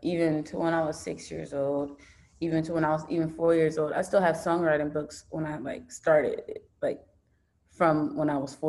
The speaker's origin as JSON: {"language": "English", "town": "Los Angeles", "region": "California", "country": "United States", "tie": "born or raised there", "also_born_or_lived": "Guyana", "said": "I was actually born in Guyana, and I came to Los Angeles when I was 6."}